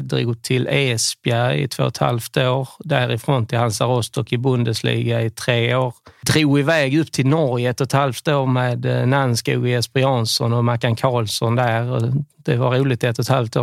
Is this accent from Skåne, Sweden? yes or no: yes; Skåne, Sweden; now in Varberg, Sweden; Jag är skåning